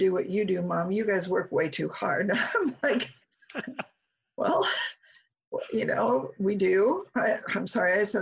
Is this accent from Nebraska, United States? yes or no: yes; Omaha, Nebraska, United States; moved away as an adult; Omaha's home for me.